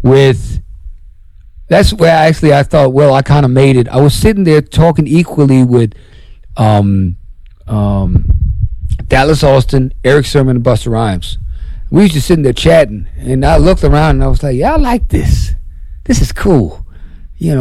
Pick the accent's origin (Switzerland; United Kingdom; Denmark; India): Denmark